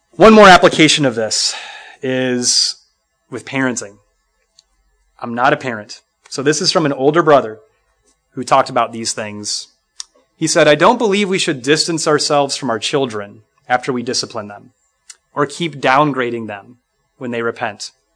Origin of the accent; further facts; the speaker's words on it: Minnesota, United States; The church I grew up in in Minnesota